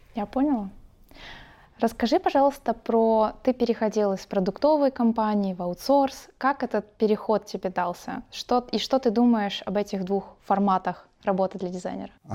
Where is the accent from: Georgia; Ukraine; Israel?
Ukraine; Odesa, Odesa Oblast; я как одессит